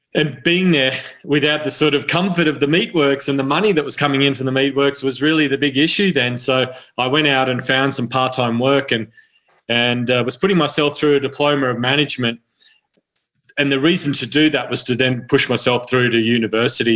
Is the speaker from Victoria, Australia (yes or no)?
no; central Queensland, Australia; also born or lived in Sydney, New South Wales; now in Arizona, United States; my family's mm-hmm. moved out to central Queensland to a very uh, remote part of the country